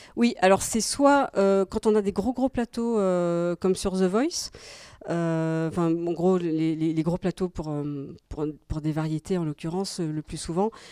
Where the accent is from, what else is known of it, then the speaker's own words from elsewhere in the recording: Belgium; moved away; je suis belge en fait euh, à la base